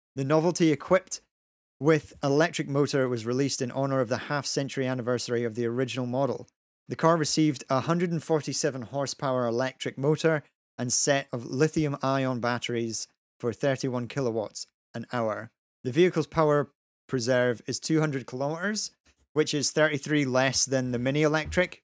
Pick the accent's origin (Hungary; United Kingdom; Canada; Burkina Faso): United Kingdom; Scotland; we're Scottish, so we never really grew up with G I. Joe